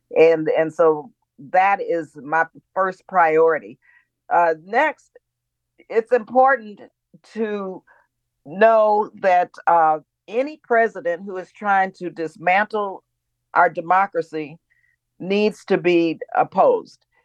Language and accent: English; El Paso, Texas, United States; now in California, United States; born and raised in El Paso, Texas, in an immigrant community